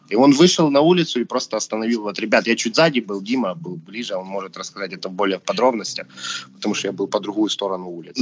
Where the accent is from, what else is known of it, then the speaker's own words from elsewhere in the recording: Ukraine; мы сейчас с Димой русскоговорящие, хотя мы свободно разговариваем на украинском